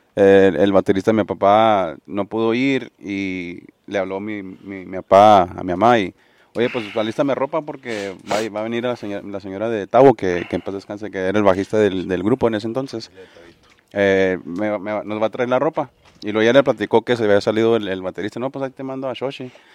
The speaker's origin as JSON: {"language": "Spanish", "town": "Ojinaga", "region": "Chihuahua", "country": "Mexico", "said": "originario de Ojinaga, Chihuahua"}